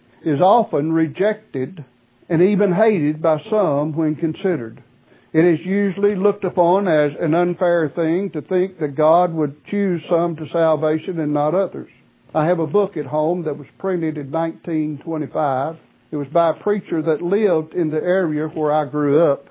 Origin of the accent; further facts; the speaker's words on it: Martin, Tennessee, United States; moved away as an adult; It has been approximately 47 years since I have lived in the location where I was born and raised